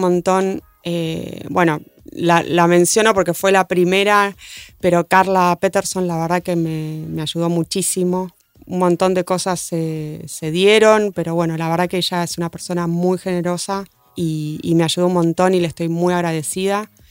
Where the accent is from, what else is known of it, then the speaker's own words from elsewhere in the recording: Argentina; somos argentinos